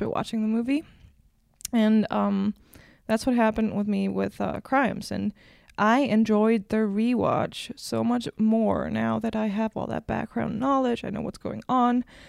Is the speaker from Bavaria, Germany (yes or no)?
no; Berlin, Germany; English is a second language; from Berlin. Like, I was born in Berlin, raised